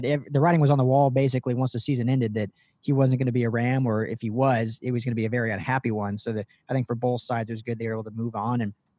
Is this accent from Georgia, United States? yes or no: no; Colorado, United States; moved away; You know, I'm from Colorado originally